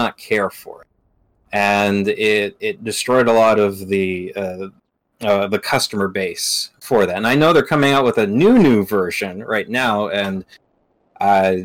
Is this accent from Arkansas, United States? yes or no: yes; Arkansas, United States; moved away; I'm originally from Arkansas